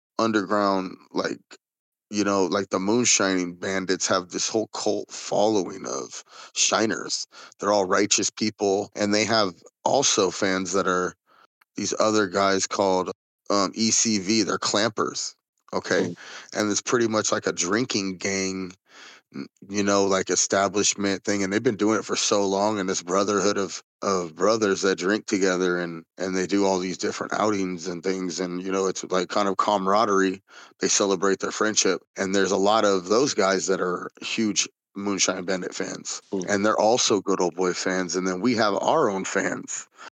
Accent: West Coast, United States; we're from the West Coast

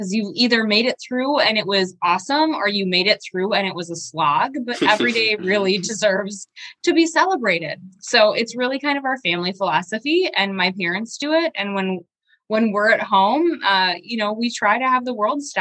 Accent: Shawano, Wisconsin, United States; now in Green Bay, United States; I'm originally from Shawano, so it's about 45 minutes away from Green Bay. But when you're a kid growing up in Shawano

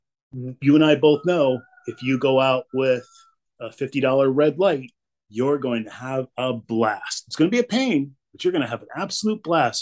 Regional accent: Albany, New York, United States; also born or lived in Africa / Ireland / Somalia; I was born and raised in Albany, New York

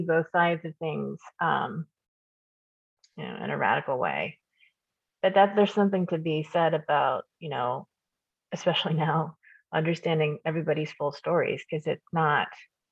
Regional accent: Kansas, United States; I grew up in Kansas, as you know. I immigrated when I was 2.

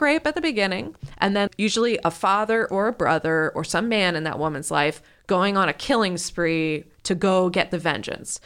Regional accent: Ohio, United States; I grew up in Ohio

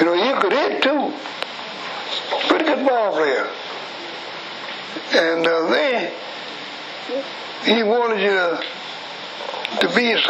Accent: Chicago, Illinois, United States; also born or lived in McComb, Mississippi; I was born in Macomb City, Mississippi in 1900 straight. Came to Chicago when I was a baby, about 1905. Been here ever since

